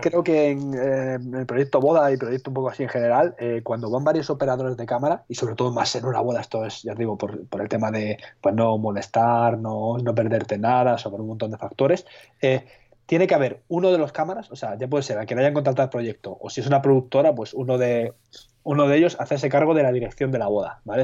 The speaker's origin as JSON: {"language": "Spanish", "town": "Madrid", "region": "Community of Madrid", "country": "Spain", "said": "yo, soy de Madrid"}